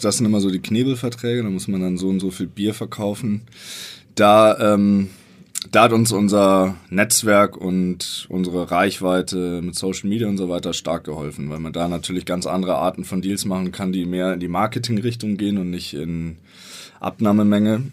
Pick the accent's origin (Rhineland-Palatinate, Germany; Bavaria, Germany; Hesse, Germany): Bavaria, Germany; Wir kommen beide aus Bayern.